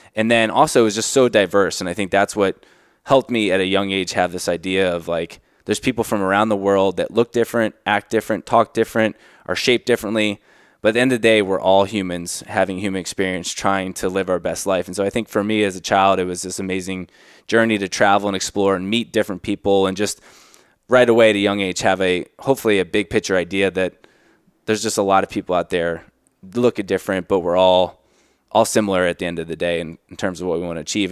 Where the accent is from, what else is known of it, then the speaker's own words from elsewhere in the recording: South Florida, United States; the childhood growing up in South Florida